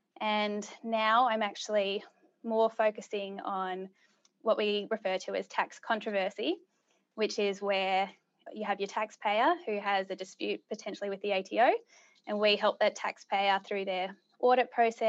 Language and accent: English; Subiaco, Western Australia, Australia; born there; Well, truth be told, so I was born in Subiaco. And all my family is originally from WA.